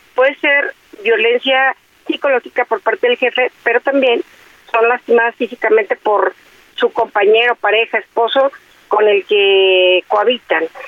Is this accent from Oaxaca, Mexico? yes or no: no; Guadalajara, Jalisco, Mexico; desde mi tierra, desde Guadalajara, desde mi estado, desde Jalisco